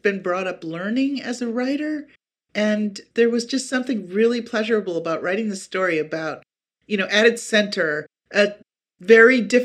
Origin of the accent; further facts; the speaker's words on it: Appleton, Wisconsin, United States; the town where I grew up in Wisconsin